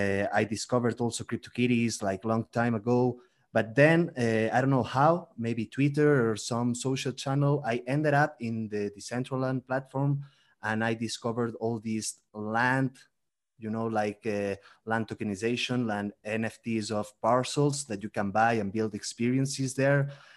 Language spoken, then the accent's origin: English; Barcelona, Catalonia, Spain; English is a second language; moved away as an adult; now in Mexico City, Mexico; I'm originally from Barcelona, from Spain, but I'm living now in Mexico City, in Mexico